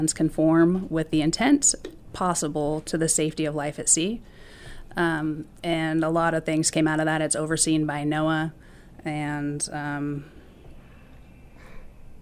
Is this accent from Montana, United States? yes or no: no; Petersburg, Alaska, United States; Growing up in Petersburg